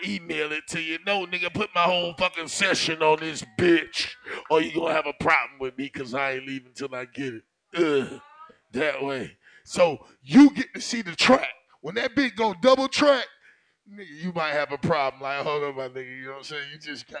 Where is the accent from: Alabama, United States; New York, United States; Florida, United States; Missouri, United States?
Alabama, United States; I come from Bama too.